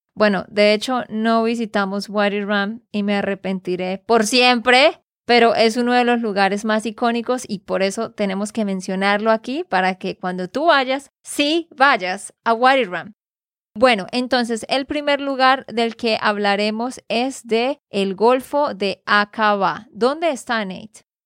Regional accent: Santander, Colombia; de Santander, Colombia

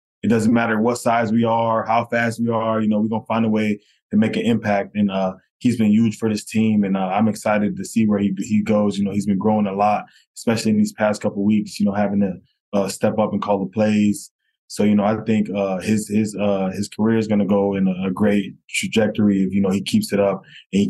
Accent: North Miami, Florida, United States; So I'm originally from North Miami, Florida, born and raised there. I grew up with a single mom.

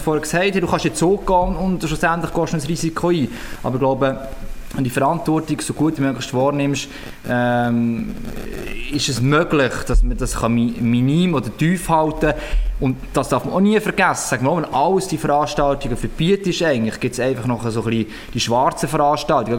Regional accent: Switzerland; bei uns in der Schweiz

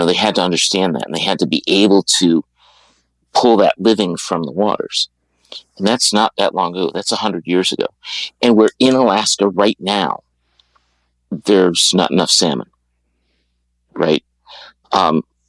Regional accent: Germany; now in Washington, D.C., United States; I was born in Germany

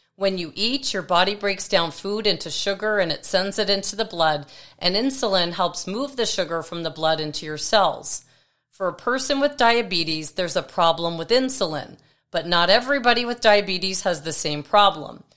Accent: Toronto, Ontario, Canada; moved away; my hometown in Toronto

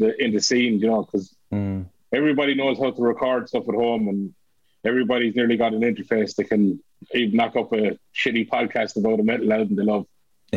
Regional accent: Tipperary, Munster, Ireland; We're from Tip.

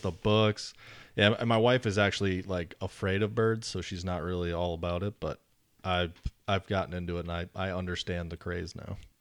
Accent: Wisconsin, United States; moved away as an adult; now in North Carolina, United States; born and raised in Wisconsin, um, moved to North Carolina after high school

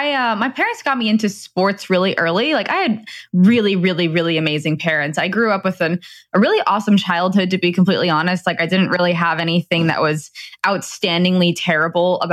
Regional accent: Rhode Island, United States; moved away as an adult; also born or lived in Los Angeles, California; now in California, United States; me growing up in Rhode Island

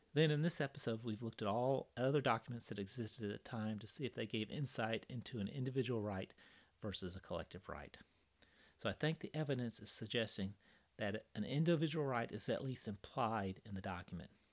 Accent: Kansas City, United States; I grew up in Kansas City. I moved to Kansas City in 1977 when I was 12

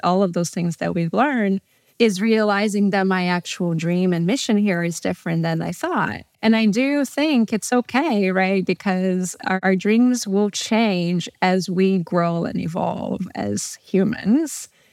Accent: São Paulo, Brazil; moved away as an adult; also born or lived in Southern California; now in United States; I'm originally from Brazil, São Paulo. I grew up there. and lived there until I was eighteen when I moved to the U S to go to college and decided to stay.

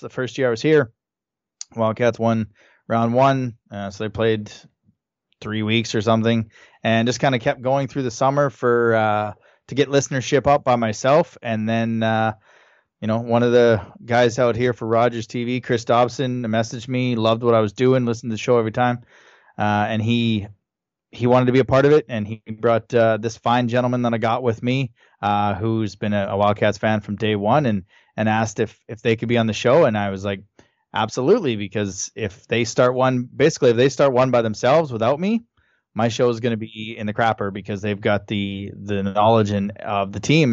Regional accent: Hanna, Alberta, Canada; moved away as an adult; also born or lived in Calgary, Alberta; now in Moncton, Canada; born and raised in Han, Alberta

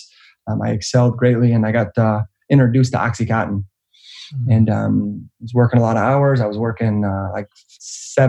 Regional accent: Roseville, Michigan, United States; also born or lived in Clinton Township, Michigan; Detroit, Michigan, right outside of Detroit, Roseville, Michigan

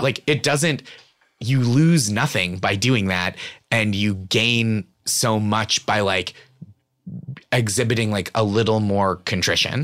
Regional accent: Stoneham, Massachusetts, United States; born or raised there; moved away

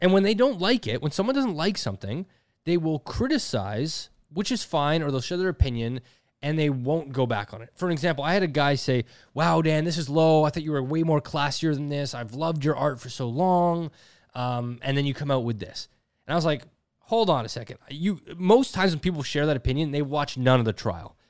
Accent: Canada; as a Canadian TikToker

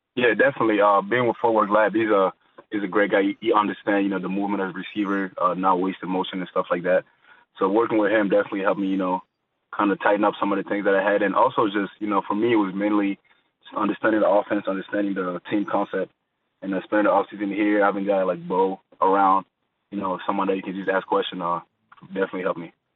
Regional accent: Montreal, Quebec, Canada; growing up in Montreal, uh, the first sport I played was basketball

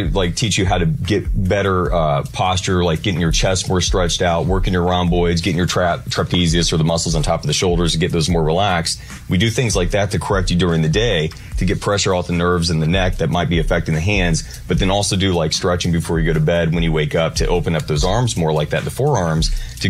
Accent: Quincy, Illinois, United States; now in Nashville, United States; No, I'm from Quincy, but if it was from Arkansas...

